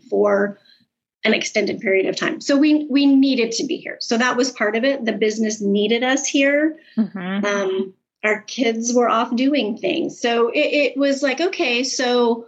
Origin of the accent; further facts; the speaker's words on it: Alaska, United States; moved away as an adult; also born or lived in Tennessee; we are from Alaska. That's where we are originally from. I was born there. I lived there for 50 years